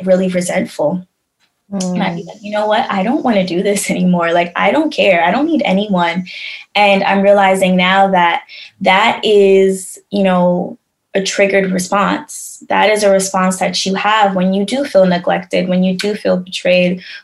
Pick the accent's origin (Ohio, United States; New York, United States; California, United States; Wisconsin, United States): New York, United States; also born or lived in Tampa, Florida; growing up in New York